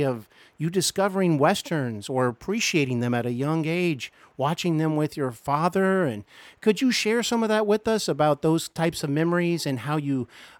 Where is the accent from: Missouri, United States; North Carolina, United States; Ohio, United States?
Ohio, United States; Cincinnati; I am here in my hometown of Cincinnati.